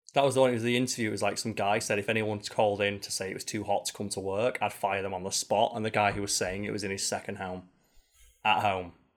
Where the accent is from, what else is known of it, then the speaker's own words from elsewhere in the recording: United Kingdom; as a Brit or a European